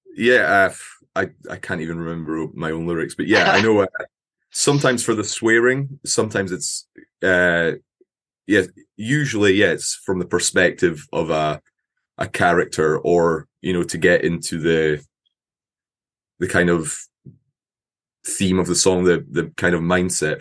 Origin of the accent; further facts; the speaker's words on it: Scotland, United Kingdom; accent: Scottish; I'm from Scotland